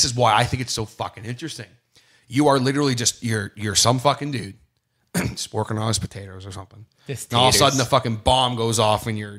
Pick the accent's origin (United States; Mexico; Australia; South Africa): Australia; It's okay. I'm from Australia, mate. Don't worry about it. I don't even know our prime minister.